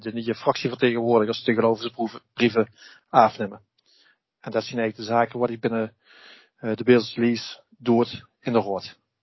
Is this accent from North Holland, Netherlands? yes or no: no; Beesel, Limburg, Netherlands; ik ben een Lim, een Bezelse, ik ben een Limburger en ik ben een Nederlander en ik ben geen Hollander.